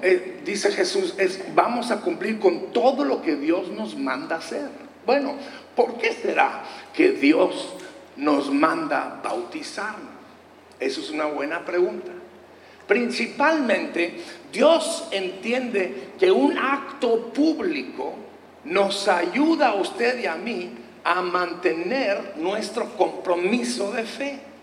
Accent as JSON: {"language": "Spanish", "region": "Durango", "country": "Mexico", "tie": "born or raised there", "moved": "yes", "said": "de pequeños pueblos allá en el estado de Durango, de donde yo soy, y nos, gracias, un durangueño por ahí orgulloso"}